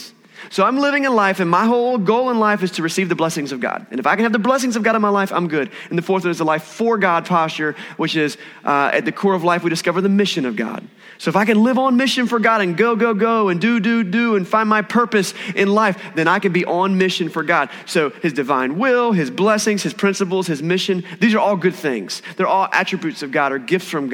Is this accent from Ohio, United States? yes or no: no; Eastern North Carolina, United States; I grew up in Eastern North Carolina.